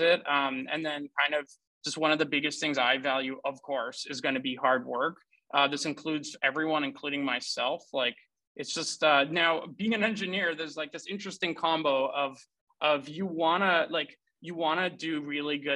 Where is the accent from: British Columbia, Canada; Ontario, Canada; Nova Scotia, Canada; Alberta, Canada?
Ontario, Canada; Ottawa; also born or lived in Romania / Germany; we ended up growing up in Ottawa, Canada